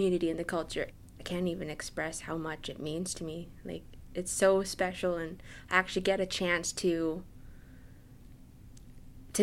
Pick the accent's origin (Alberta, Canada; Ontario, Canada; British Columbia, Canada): British Columbia, Canada; Enderby; now in Victoria, Canada; I am from the Splatchin Band, also known as Enderby